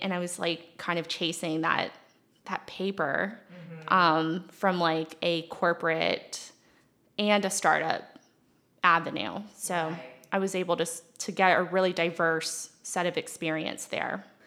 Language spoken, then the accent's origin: English; Mount Pleasant, South Carolina, United States; also born or lived in Leonardtown, Maryland / Asheville, North Carolina; I was born in Maryland, okay. actually in Leonardtown, which is, you know, as far south as you could get in tobacco country. Then I moved here into Mount Pleasant, went to Clemson